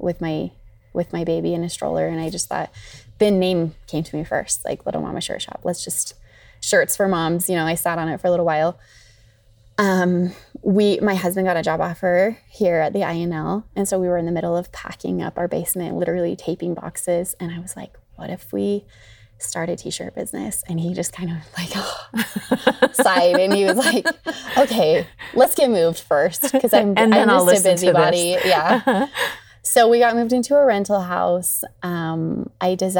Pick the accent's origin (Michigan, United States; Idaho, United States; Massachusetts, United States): Idaho, United States; Salmon; I grew up in Salmon